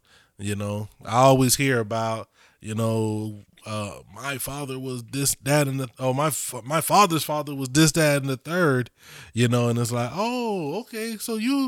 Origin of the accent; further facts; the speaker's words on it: Florida, United States; Growing up in Florida, where, like, everybody that's not, it's just black people in Spanish. Well, the parts that I was at, it's like mad Spanish people.